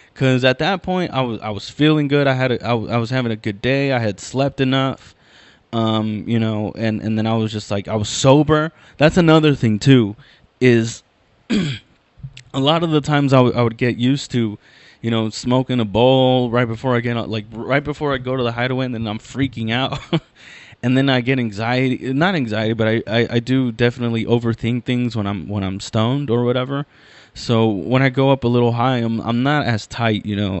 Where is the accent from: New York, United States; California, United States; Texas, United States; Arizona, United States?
California, United States; Inland Empire; I'm from the Inland Empire, I'm from